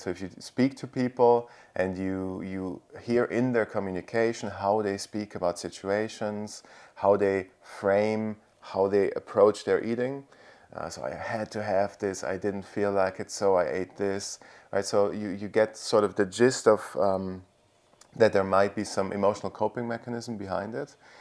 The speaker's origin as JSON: {"language": "English", "country": "Italy", "moved": "yes", "lives_now": "Austria", "said": "I'm originally from Italy, but now currently live in Austria"}